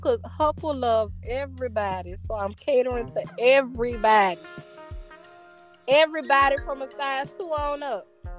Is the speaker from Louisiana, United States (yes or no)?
yes; New Orleans, Louisiana, United States; now in Atlanta, United States; I'm from New Orleans.